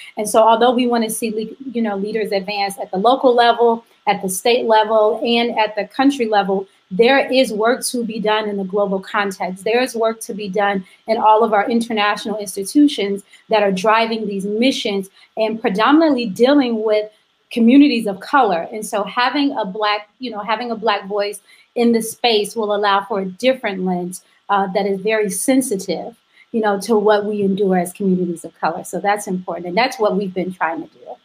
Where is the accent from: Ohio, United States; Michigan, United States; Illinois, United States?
Illinois, United States; Chicago; my hometown of Chicago, which is where I am now